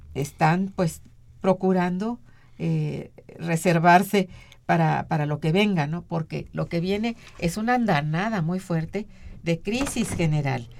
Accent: Mexico

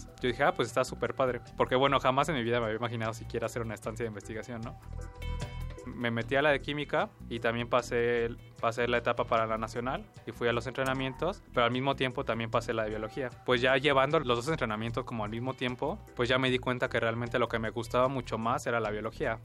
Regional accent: Mexico City, Mexico; Yo nací en la Ciudad de México el 22 de junio de 1998 realmente en mi infancia me dediqué como a jugar mucho con todos mis amigos

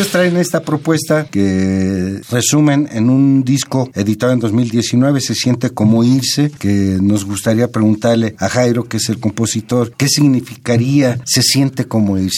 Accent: Oklahoma, United States; Spanish is a second language; moved away as an adult; now in Mexico City, Mexico; Soy de Oklahoma.

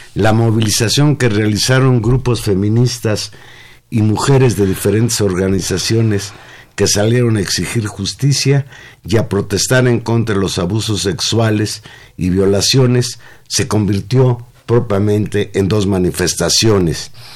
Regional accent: Mexico; los mexicanos también teníamos posibilidades

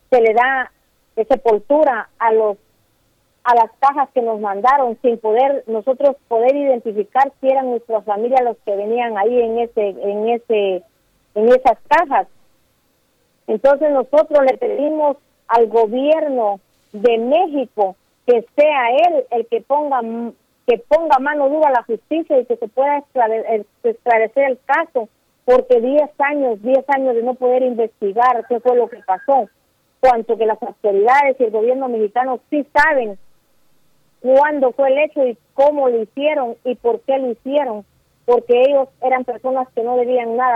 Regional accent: Guatemala; soy de aquí de Guatemala Pineda Lapán.

